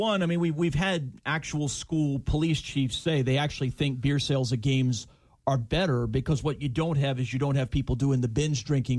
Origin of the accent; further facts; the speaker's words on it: Tampa, Florida, United States; growing up in Tampa